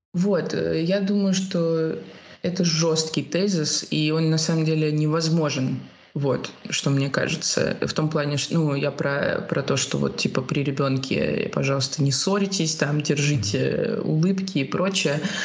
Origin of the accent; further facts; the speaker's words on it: Russia; moved away as an adult; also born or lived in Spain; now in Lisbon, Portugal; я уехала тоже из России